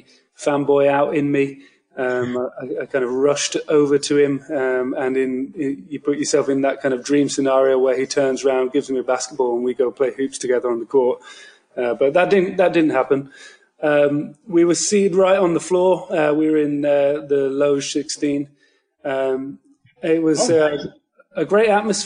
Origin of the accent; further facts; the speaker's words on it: United Kingdom; I am from the United Kingdom, so you probably don't hear many hardcore Boston fans speaking with this accent